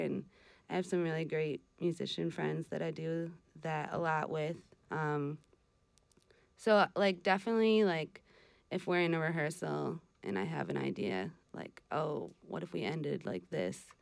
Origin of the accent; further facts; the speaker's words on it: Wisconsin, United States; moved away as an adult; also born or lived in Vermont; now in Northeast Kingdom, Vermont, United States; I'm from Wisconsin, but I grew up coming out to Vermont because my mom's extended family lives out here.